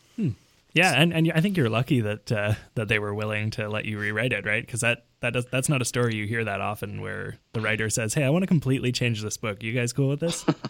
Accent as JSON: {"language": "English", "town": "Vancouver", "region": "British Columbia", "country": "Canada", "tie": "born or raised there", "moved": "yes", "lives_now": "Montreal, Canada", "said": "I grew up in Vancouver, been out in Montreal oh. since uh, 99"}